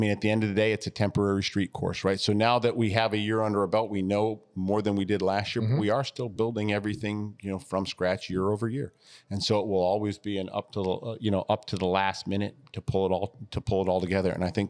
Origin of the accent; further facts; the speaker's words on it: Connecticut, United States; also born or lived in Ohio / Ann Arbor, United States; Yeah, so I grew up a little bit everywhere. I was born in Ohio. I was raised in New England in Connecticut. I did graduate from Pioneer High School in Ann Arbor.